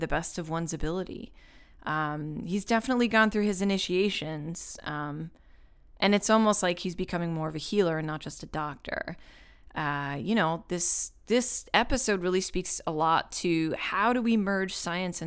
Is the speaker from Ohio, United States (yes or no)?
no; Long Island, New York, United States; also born or lived in France; growing up on Long Island to like Jewish parents and grandparents